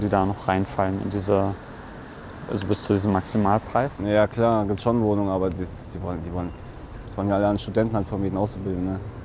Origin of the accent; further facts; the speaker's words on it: Fulda, Hesse, Germany; moved away as an adult; now in Oldenburg, Germany; Aus Fulda